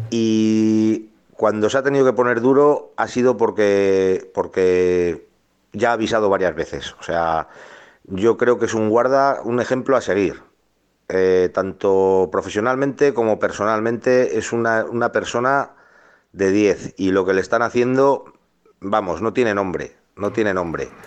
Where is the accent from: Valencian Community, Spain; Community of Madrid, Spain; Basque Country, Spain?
Basque Country, Spain; Berantevilla; yo soy de un pueblo, de Berantevilla, que está en Álava